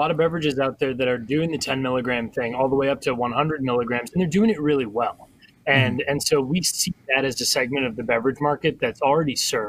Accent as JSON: {"language": "English", "region": "Colorado", "country": "United States", "tie": "born or raised there", "said": "I saw it growing up in Colorado."}